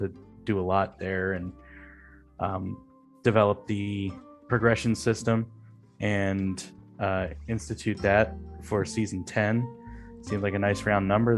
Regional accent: outside Philadelphia, Pennsylvania, United States; moved away as an adult; I grew up outside of Philly.

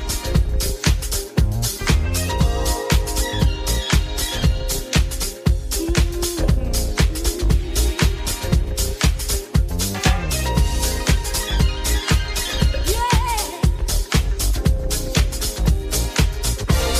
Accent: New York City, New York, United States; now in Atlanta, United States; I was born and raised in the Bronx and I grew up with house music

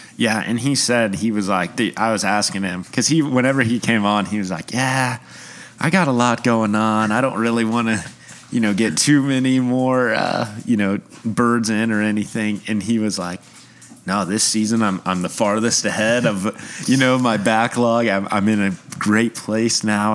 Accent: Oklahoma City, Oklahoma, United States; moved away as an adult; now in Tulsa, United States; I grew up in Oklahoma City.

